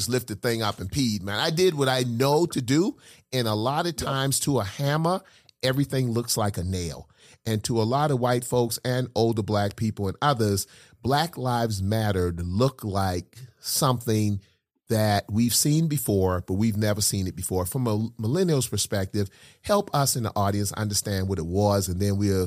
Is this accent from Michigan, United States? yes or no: no; South Carolina, United States; accent: Geechee; I'm a Geechee from South Carolina